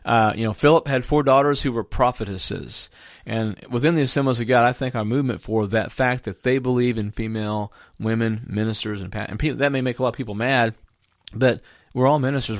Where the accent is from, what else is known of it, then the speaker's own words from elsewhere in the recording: Jacksonville, Indiana, United States; moved away; I actually served two terms as a city councilman back in my hometown as, at, at Jacksonville, Indiana, when I was a youth pastor.